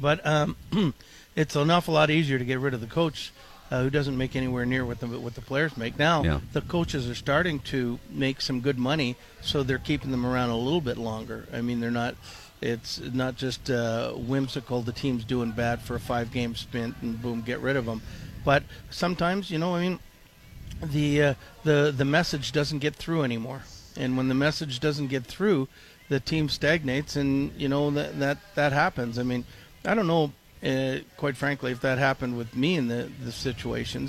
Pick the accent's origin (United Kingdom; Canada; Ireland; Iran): Canada; Toronto, Ontario; now in Minnesota, United States; growing up in Canada, in Toronto